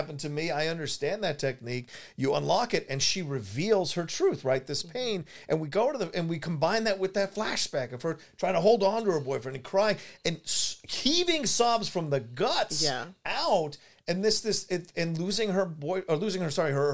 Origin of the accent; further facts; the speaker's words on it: the South, United States; growing up in the South